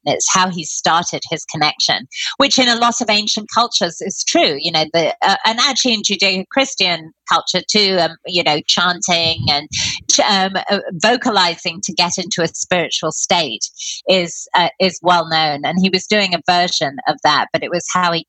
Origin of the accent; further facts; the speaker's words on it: United Kingdom; I'm British